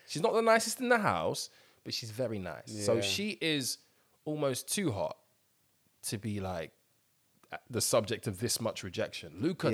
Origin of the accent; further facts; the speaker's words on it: Dublin, Leinster, Ireland; I'm from Dublin.